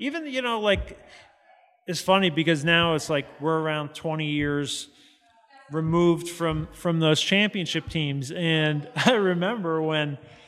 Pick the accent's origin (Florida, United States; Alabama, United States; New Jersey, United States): New Jersey, United States; moved away; growing up in Jersey